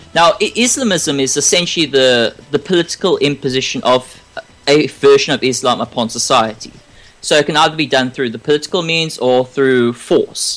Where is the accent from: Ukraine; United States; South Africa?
South Africa; now in Australia; I was born in South Africa